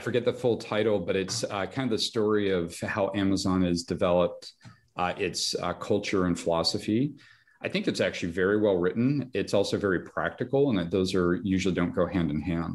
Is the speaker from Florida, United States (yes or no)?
no; Reno, Nevada, United States; also born or lived in Los Angeles; born and raised in Reno, Nevada